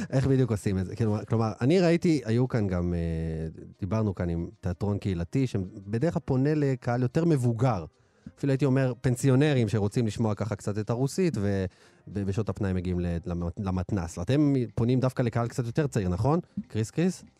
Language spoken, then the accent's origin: Hebrew; Ashdod, Southern District, Israel; לא חגגו נוביגוד כשהייתי ילד, באשדוד. אנחנו מרוקאים